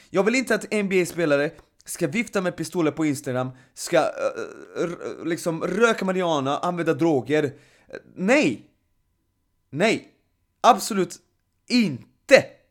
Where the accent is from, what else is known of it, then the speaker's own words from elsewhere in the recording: Serbia; now in Sweden; Serbien, mitt hemland